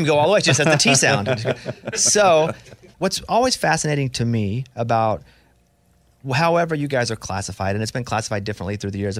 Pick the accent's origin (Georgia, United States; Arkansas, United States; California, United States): Arkansas, United States; And I'm from Arkansas.